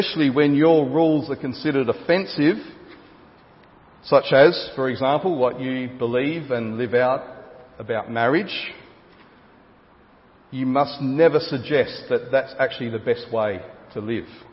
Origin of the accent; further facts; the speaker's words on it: Gawler, South Australia, Australia; of Gawler, my hometown